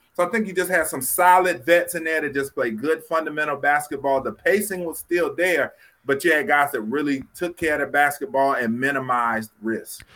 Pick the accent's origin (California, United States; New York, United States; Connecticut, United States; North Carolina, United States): North Carolina, United States; I'm from North Carolina.